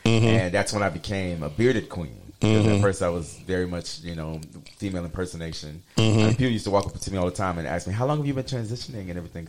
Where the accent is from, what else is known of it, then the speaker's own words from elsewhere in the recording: Hilton Head Island, South Carolina, United States; accent: East Coast Creole (Gullah/Geechee-like, sometimes taken for Cajun); moved away as an adult; also born or lived in Tulsa, Oklahoma / Dallas, Texas; now in Houston, United States; Originally from South Carolina. I lived in what they call the Low Country. I was on an island called Hilton Head Island. It's like 12 miles long, shaped like a shoe. We call ourselves a Geechee Gullah Nation.